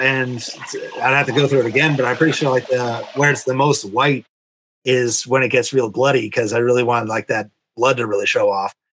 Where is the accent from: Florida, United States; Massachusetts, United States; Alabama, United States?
Massachusetts, United States; now in Vermont, United States; I grew up in Massachusetts. I live in Vermont now